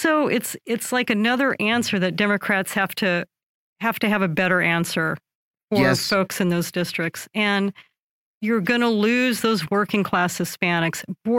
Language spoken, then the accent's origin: English; Fresno, California, United States; moved away as an adult; I come from a district very closely linked to Kevin McCarthy. You know, I grew up in the Fresno area.